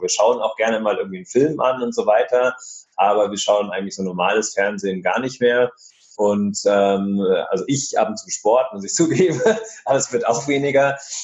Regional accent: area of Munich, Bavaria, Germany; wir kommen äh, ja aus der Gegend von München

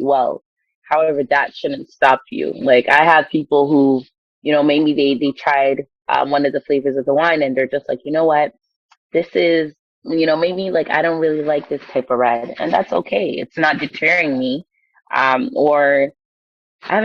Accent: Ghana; I'm Ghanaian

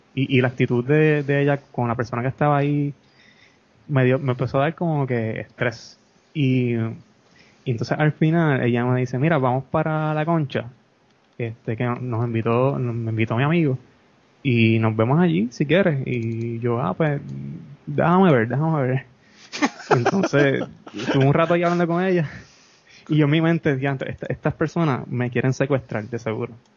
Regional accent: Peñuelas, Puerto Rico; also born or lived in Ponce; soy, soy, soy de Peñuelas.

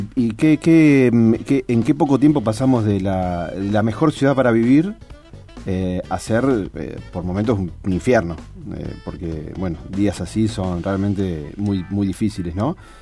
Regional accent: Rosario, Santa Fe, Argentina; como rosarinos también, ¿cierto? Si, elegimos seguir viviendo acá

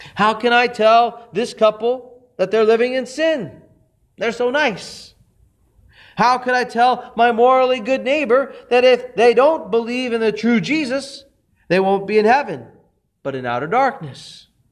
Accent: Texas, United States; my hometown in Texas

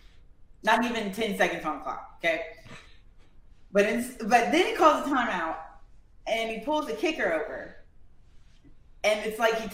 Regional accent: Alexandria, Louisiana, United States; also born or lived in Leesville, Louisiana; I'm really from Alexandria and Leesville

